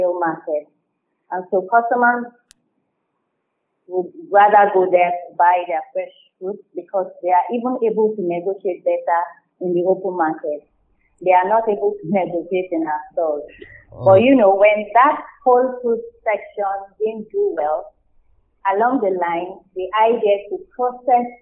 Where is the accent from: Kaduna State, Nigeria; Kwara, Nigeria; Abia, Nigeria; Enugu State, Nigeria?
Kwara, Nigeria; also born or lived in South Africa; now in Lagos, Nigeria; where we grew up in Kwara State